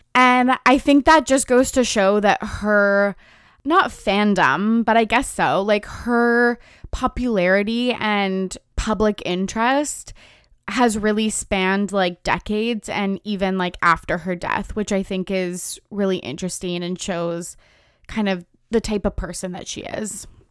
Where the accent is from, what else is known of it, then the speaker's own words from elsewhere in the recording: West Coast of Canada, Canada; We're both Canadian. I'm from the West Coast